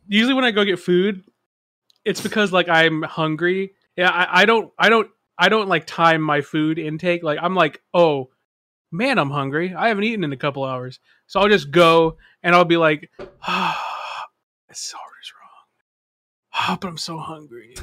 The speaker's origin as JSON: {"language": "English", "region": "Texas", "country": "United States", "tie": "born or raised there", "said": "growing up in Texas, right, especially on the whiter side of town"}